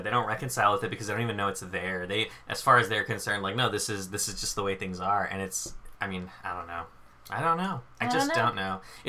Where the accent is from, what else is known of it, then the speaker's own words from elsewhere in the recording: New York, United States; I kind of sound like I'm from New Jersey, but I'm New York. I promise. I swear.